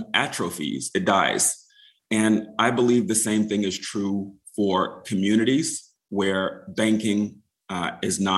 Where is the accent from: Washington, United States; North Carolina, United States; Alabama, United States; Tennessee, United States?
North Carolina, United States; Wilmington; moved away as an adult; also born or lived in Seattle / Charleston, South Carolina; I grew up in Wilmington, North Carolina, which is just a stone's throw away